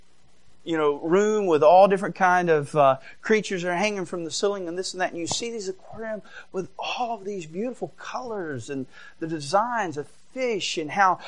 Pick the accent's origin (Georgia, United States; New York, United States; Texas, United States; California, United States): Georgia, United States; now in Michigan, United States; I did go to a public school and I grew up in Georgia